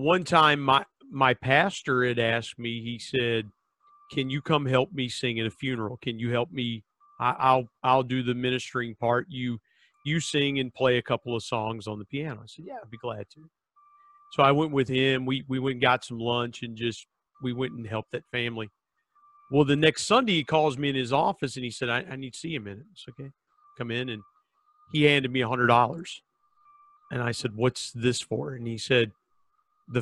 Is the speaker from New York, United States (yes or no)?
no; Southern Ohio, United States; I grew up in Southern Ohio